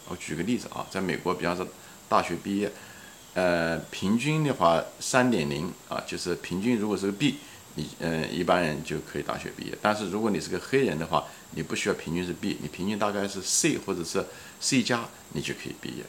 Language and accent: Chinese; China; 我们是中国人